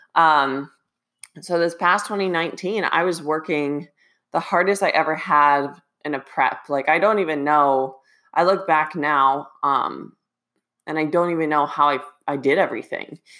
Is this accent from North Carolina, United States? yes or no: no; Ohio, United States; moved away; I wanna try to go back to Ohio two to three times this year.